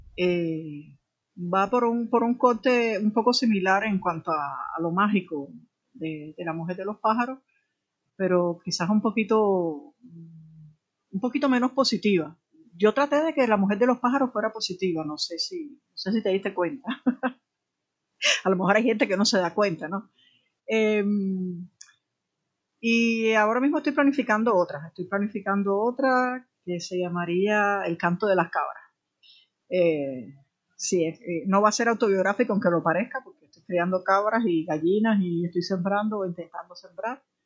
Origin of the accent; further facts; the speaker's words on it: Havana, Cuba; yo nací en la periferia de la mar